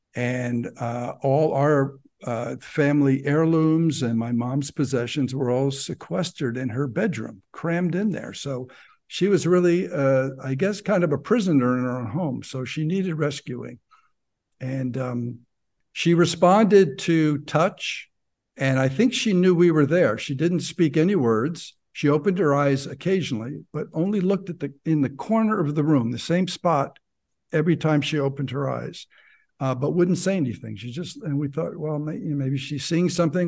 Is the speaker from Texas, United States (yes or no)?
no; New Jersey, United States; moved away as an adult; also born or lived in Ohio; I grew up in New Jersey, exit 163 for those who uh, know the Garden State Parkway, so which is uh, up north about 20 miles outside